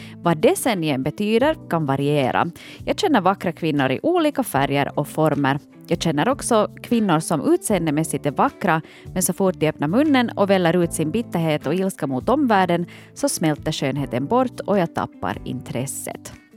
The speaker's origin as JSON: {"language": "Swedish", "town": "Vaasa", "region": "Ostrobothnia", "country": "Finland", "tie": "born or raised there", "said": "jag är ju hemma från Vasa"}